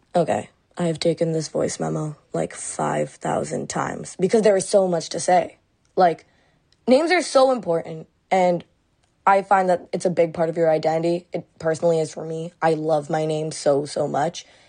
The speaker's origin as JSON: {"language": "English", "town": "Mississauga", "region": "Ontario", "country": "Canada", "tie": "born or raised there", "said": "my suburb of Mississauga"}